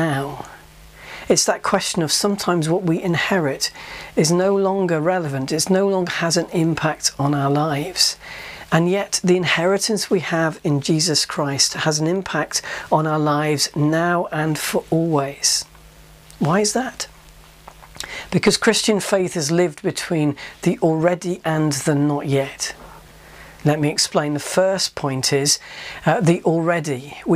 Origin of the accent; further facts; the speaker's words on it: Yorkshire and the Humber, United Kingdom; Growing up in Yorkshire